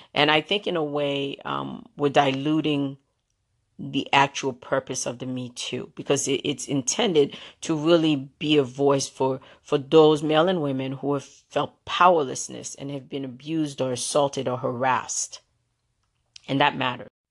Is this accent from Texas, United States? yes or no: no; New York City, New York, United States; the Brooklynite, Brooklynite in me growing up in Brooklyn, New York